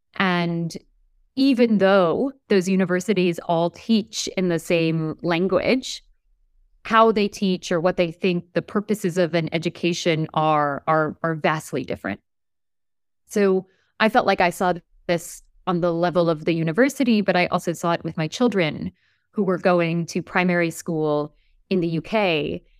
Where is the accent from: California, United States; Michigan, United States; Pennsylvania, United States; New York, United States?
New York, United States; also born or lived in Turkey / New Haven, Connecticut / Montreal, Canada; When I was four, they left Turkey and they moved to the United States, to New York, to Brooklyn